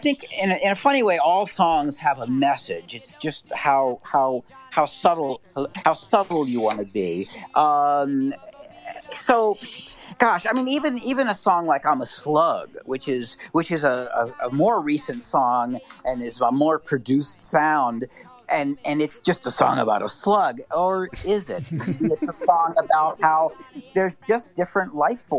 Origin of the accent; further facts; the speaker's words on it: United States; growing up outside of Washington, it was a political town.